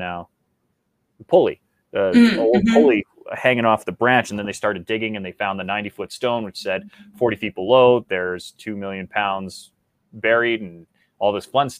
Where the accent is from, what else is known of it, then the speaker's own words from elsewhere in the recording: Canada; as a Canadian